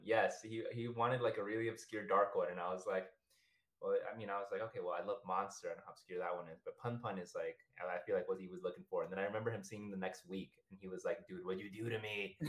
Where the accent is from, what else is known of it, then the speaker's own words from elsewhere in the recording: New York City, New York, United States; first language Spanish; English is a second language; moved away as an adult; also born or lived in Ecuador; now in Los Angeles, United States; Originally, I was born in Ecuador. So I came here when I was around 3 years old. So, Spanish is my first language. I then came to the South Bronx, moved there